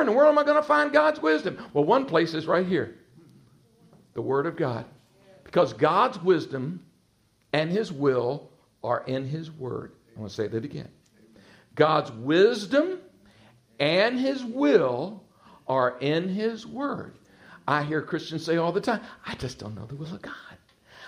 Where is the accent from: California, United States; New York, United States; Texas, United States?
Texas, United States; accent: twang; moved away as an adult; now in Virginia Beach, United States; I'm originally from Texas, spent all my life in Texas, and the Lord led us in 1991 to relocate to the Virginia Beach area